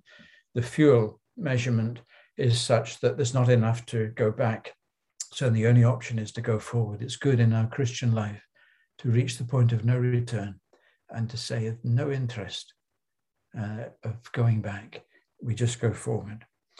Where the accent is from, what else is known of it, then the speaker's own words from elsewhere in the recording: Crowborough, South East England, United Kingdom; I grew up in Crowborough in Sussex in the south of England